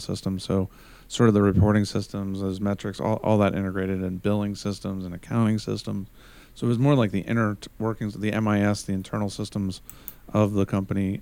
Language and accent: English; United States; as an American